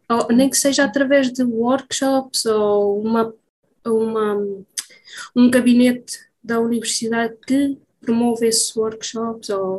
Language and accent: Portuguese; Coimbra, Centro, Portugal; Então, eu sou natural de Coimbra, estou a viver eh, nos arredores de Coimbra